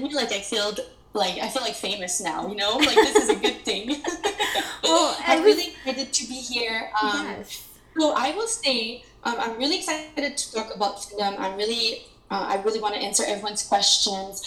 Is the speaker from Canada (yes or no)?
yes; Montreal, Quebec, Canada; moved away as an adult; now in Vancouver, Canada; I am originally from Montreal, and I have been living in beautiful Vancouver for about 6 years now